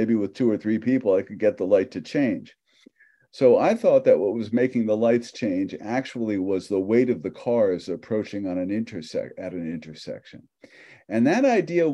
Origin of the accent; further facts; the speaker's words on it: New York City, New York, United States; moved away as an adult; also born or lived in Michigan / Palo Alto, California; I grew up in New York City